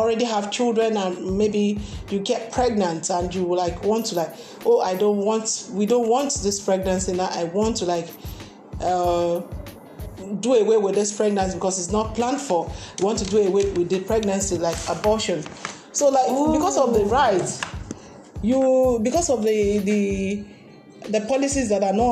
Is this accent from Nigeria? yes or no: yes; Nigeria